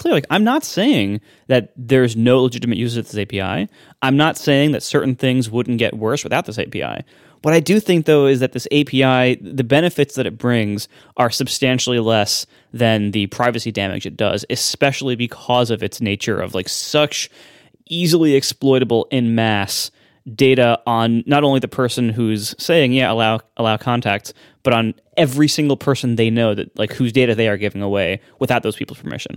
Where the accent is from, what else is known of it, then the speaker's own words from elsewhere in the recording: Ohio, United States; moved away as an adult; also born or lived in Pennsylvania; growing up in Ohio and then going to college in Pennsylvania